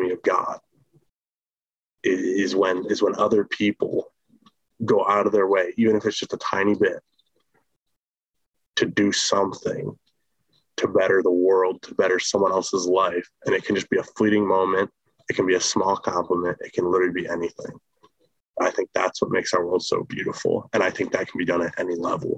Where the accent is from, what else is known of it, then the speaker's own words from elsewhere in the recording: Midland, United States; moved away; back in Midland, my hometown